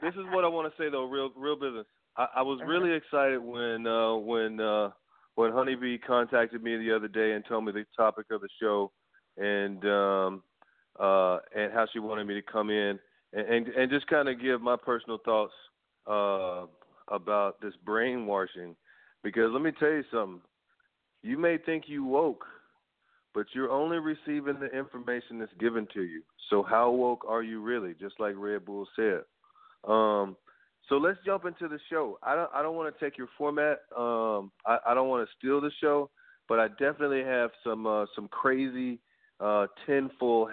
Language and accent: English; Arkansas, United States; I'm from Arkansas